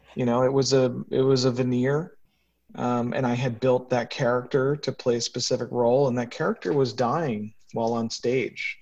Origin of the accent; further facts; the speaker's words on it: New York, United States; moved away as an adult; also born or lived in Washington, District of Columbia, United States; New York is my hometown